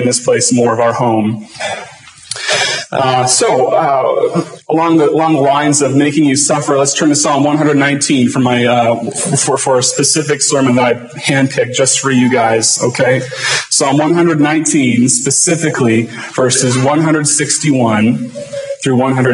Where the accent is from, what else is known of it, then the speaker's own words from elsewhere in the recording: Lake Elsinore, California, United States; moved away as an adult; now in South Dakota, United States; this is my hometown, Lake Elsinore.